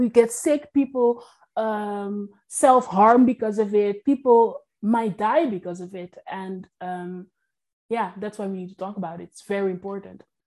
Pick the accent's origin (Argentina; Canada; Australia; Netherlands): Netherlands; also born or lived in Curaçao; I was brought up in the Netherlands and on a tiny island in Curacao